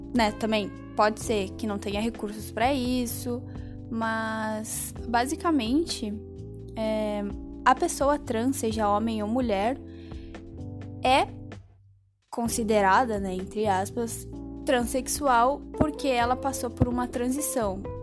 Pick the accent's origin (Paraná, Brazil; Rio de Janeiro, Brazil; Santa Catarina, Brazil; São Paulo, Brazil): Paraná, Brazil; Curitiba; moved away; eu sou de Curitiba